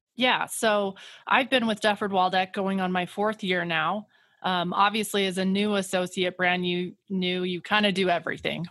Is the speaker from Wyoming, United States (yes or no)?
yes; Kemmerer, Wyoming, United States; moved away as an adult; now in Grand Junction, United States; I grew up in Wyoming, um, about five hours away from Grand Junction in a small town called Kemmer